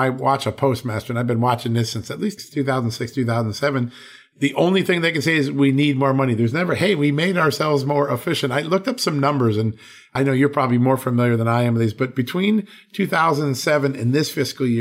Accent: Virginia, United States; from the great state, my home state, of Virginia

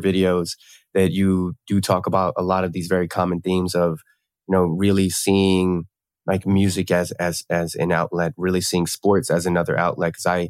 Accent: East Coast, United States; I grew up on the East Coast, right? And in what we call a food desert, right? Or the hood or the ghetto

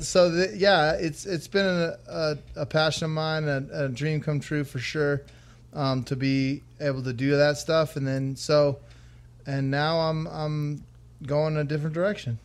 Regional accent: Las Vegas, Nevada, United States; I was born and raised in Vegas

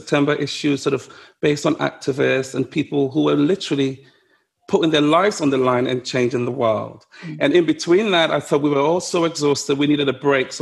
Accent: London, United Kingdom; I grew up in Ludwood Grove, you know, where being stopped by the police was part of daily life

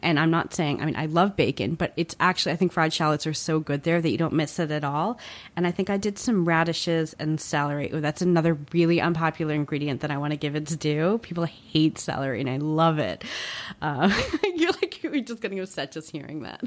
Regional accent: New Jersey, United States; I grew up in Central Jersey

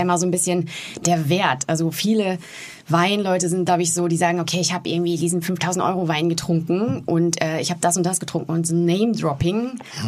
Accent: Warendorf, North Rhine-Westphalia, Germany; meiner Heimatstadt in Warendorf

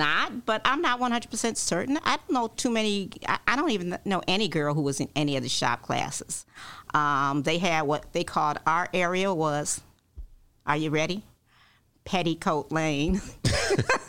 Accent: Chicago, Illinois, United States; Born and raised in Chicago. I was actually born in Englewood.

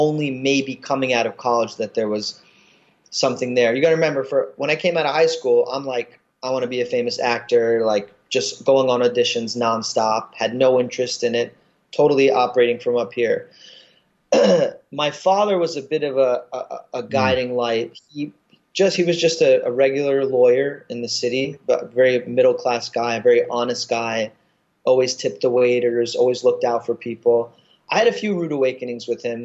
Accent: New York City, New York, United States; I'm from Brooklyn

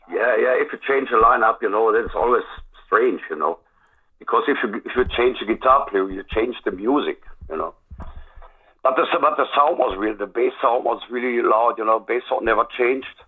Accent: Germany; English is a second language; here in my hometown

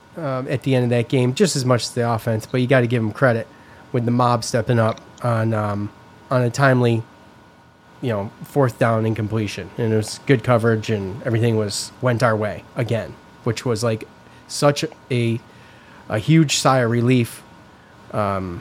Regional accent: East Syracuse, New York, United States; growing up in East Syracuse

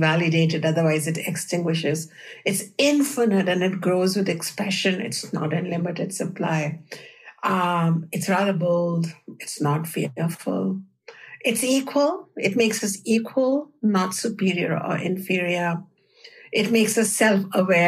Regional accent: India; the culture that I grew up in India

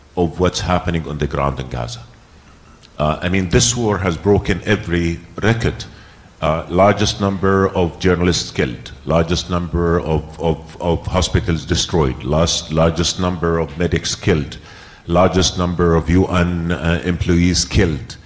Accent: United States; I'm an American

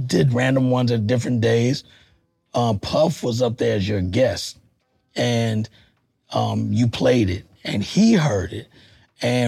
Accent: Texas, United States; now in New York, United States; I'm from Texas originally

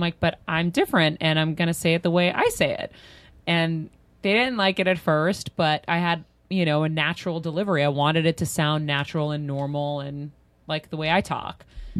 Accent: Medford, Massachusetts, United States; I'm from Medford, but a lot of Greeks.

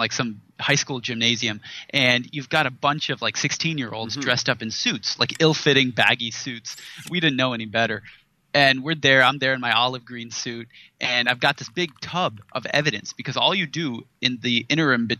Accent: Silicon Valley, California, United States; I grew up in Silicon Valley. About a stone's throw from Stanford University

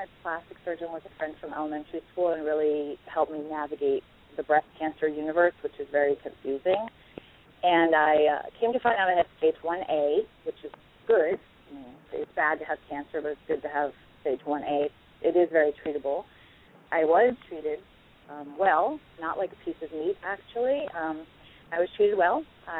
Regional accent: New York, United States; born there; As close to one as you can get. I was born in New York, but I moved here when I was 7, so I'm pretty much almost native.

